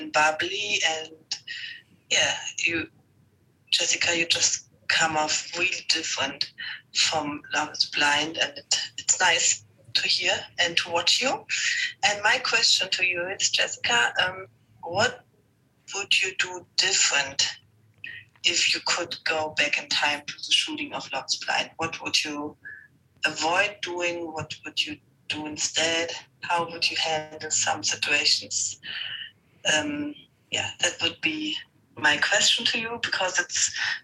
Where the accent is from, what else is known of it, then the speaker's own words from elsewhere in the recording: Germany; I'm from Germany